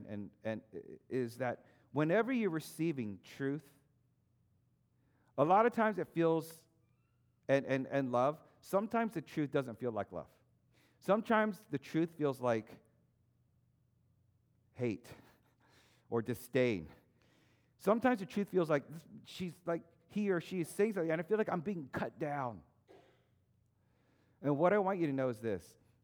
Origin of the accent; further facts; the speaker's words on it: Maryland, United States; moved away as an adult; also born or lived in Texas; We moved from Maryland to Texas